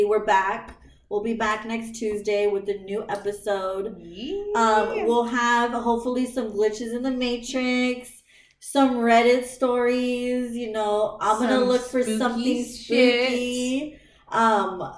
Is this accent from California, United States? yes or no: no; Phoenix, Arizona, United States; we're from fucking Maryvale. And on the west side